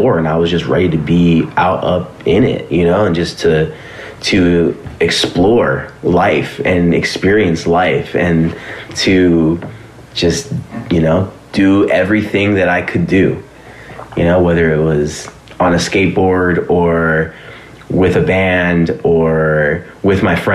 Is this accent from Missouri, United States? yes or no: no; Los Angeles, California, United States; I grew up in the valley, you know, I grew up in Sun Valley